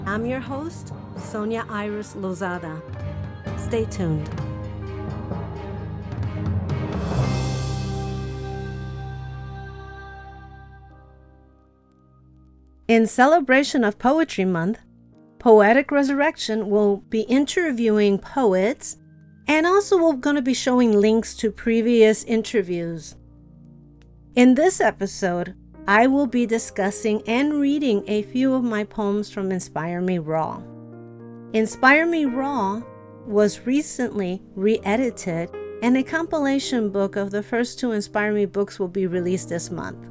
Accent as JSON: {"language": "English", "town": "Chicago", "region": "Illinois", "country": "United States", "tie": "born or raised there", "said": "the tenement where I grew up in Chicago."}